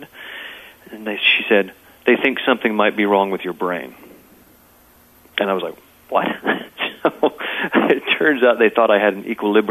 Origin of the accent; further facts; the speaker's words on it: Texas, United States; also born or lived in London, England; now in Los Angeles, United States; I was born and raised in Texas in a small town